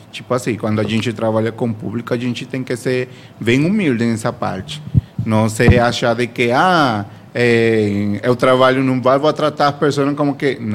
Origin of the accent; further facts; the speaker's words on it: Venezuela; Portuguese is a second language; É, eu sou venezuelano.